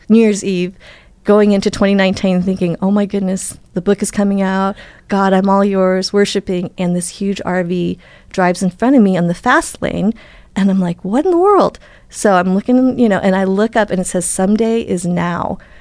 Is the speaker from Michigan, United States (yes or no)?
no; Wisconsin, United States; I was born in Wisconsin